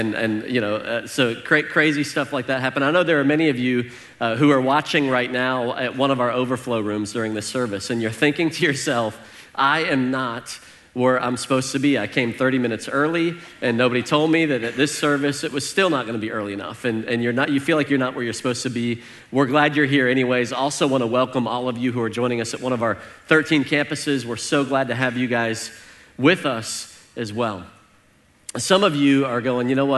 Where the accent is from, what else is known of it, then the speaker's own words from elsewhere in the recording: Northern Illinois, United States; growing up in Northern Illinois.